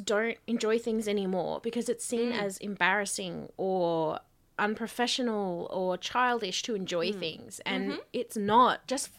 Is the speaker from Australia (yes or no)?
yes; Australia; I'm Aussie, I say Dano.